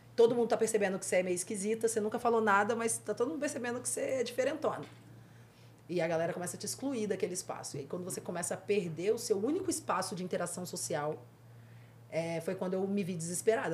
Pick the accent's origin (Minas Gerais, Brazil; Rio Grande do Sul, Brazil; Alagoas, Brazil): Minas Gerais, Brazil; Santa Rita do Mutum; moved away; Minas Gerais, interior de Minas Gerais, de uma roça chamada Santa Rita do Mutum. É, não tem nem no mapa, é bem pequenininho mesmo. E é de lá que eu venho